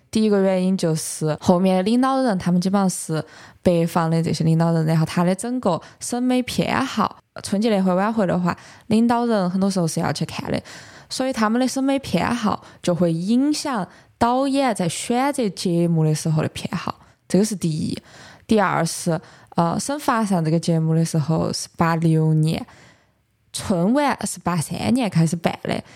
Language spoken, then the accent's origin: Chinese; Sichuan, China; 我们四川的这种方言艺术